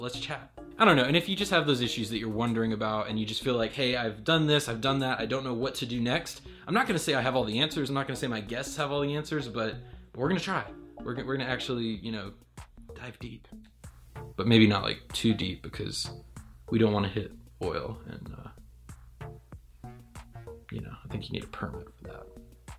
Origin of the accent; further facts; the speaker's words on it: Raleigh, North Carolina, United States; I'm from Raleigh, North Carolina